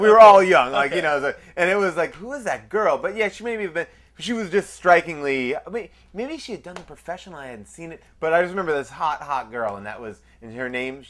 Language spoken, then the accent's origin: English; Long Island, New York, United States; I grew up in Long Island, New York.